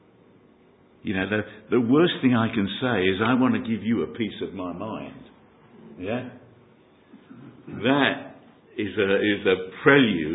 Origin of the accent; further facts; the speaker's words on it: London, United Kingdom; accent: Cockney; Gives away my Cockney accent. My tongue tells you where I hail from. E17